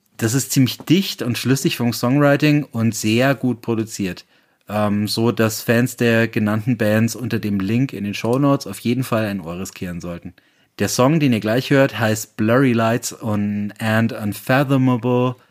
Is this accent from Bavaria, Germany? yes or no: yes; Bayreuth, Bavaria, Germany; in meiner Heimatstadt Bayreuth